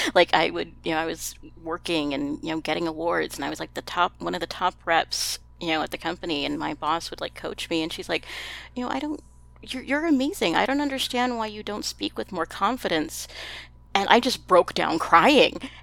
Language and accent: English; Texas, United States; I'm from Texas